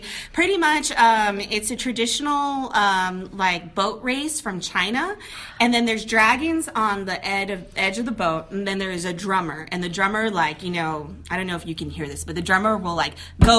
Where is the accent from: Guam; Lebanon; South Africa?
Guam; Talofofo; accent: Valley girl; moved away as an adult; also born or lived in United States; now in Las Vegas, United States; when I was born in Guam, but then my parents moved me to the States for like 5-6 years. So then I learned a lot of stateside things at a young age. And then I went back to Guam